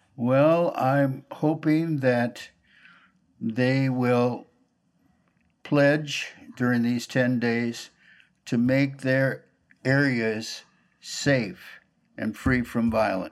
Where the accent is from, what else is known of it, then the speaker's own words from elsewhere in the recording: Minneapolis, Minnesota, United States; I grew up in North Minneapolis, 2723 Oliver Avenue North.